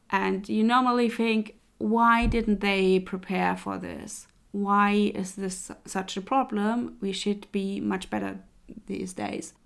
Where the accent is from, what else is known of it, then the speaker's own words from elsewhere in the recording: Leipzig, Saxony, Germany; moved away; Leipzig, by the way, is my hometown